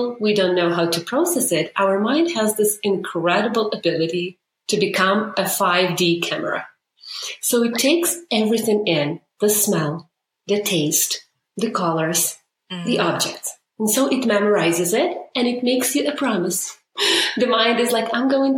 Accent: Ukraine; moved away as an adult; now in Canada; I grew up in Ukraine, moved to Canada 7 years ago

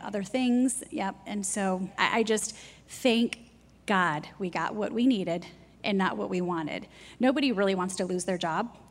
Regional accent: Jackson, Michigan, United States; moved away as an adult; also born or lived in Ohio / New York; now in South Carolina, United States; I grew up in Jackson, Michigan

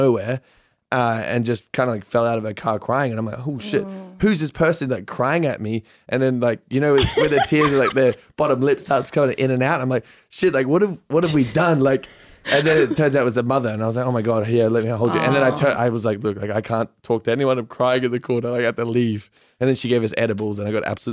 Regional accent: Yeppoon, Queensland, Australia; moved away; I'm from this small armpit of a town called Yeppoon in the middle of Australia.

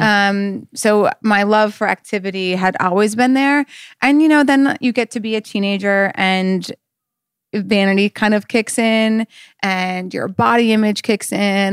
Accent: North Dakota, United States; I'm from North Dakota

